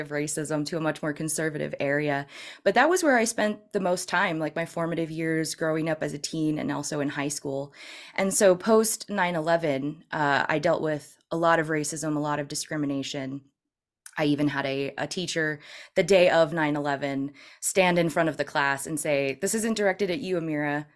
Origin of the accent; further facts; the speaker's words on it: Northern California, United States; also born or lived in San Francisco area; I'm originally from California